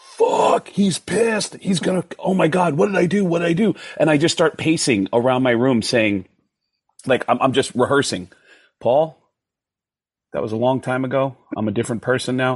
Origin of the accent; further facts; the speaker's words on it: New York, United States; kid growing up in New York in the 70s